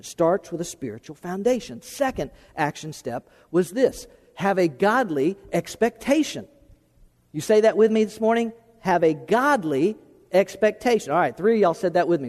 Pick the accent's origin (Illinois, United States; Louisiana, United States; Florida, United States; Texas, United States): Florida, United States; moved away as an adult; also born or lived in Tennessee; from Florida, the only place I'd ever lived